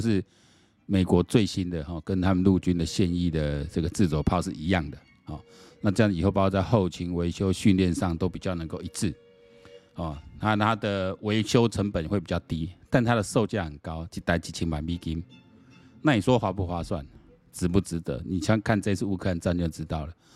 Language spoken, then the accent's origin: Chinese; Taiwan; 我们台湾人